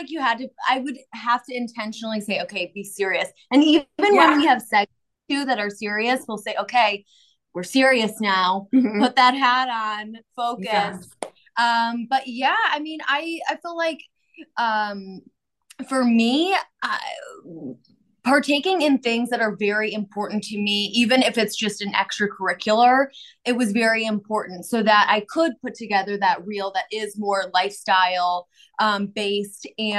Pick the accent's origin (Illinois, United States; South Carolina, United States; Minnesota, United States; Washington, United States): Illinois, United States; Chicago; now in Nashville, United States; I am from Chicagoland area, Chicago.